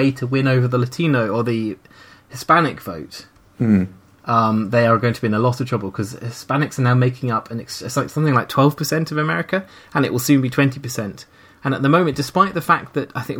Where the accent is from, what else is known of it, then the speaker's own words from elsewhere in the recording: United Kingdom; I'm British